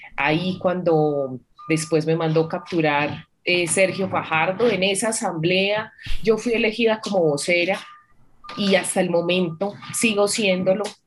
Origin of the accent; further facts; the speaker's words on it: Antioquia, Colombia; mi pueblo tiene 8 mil habitantes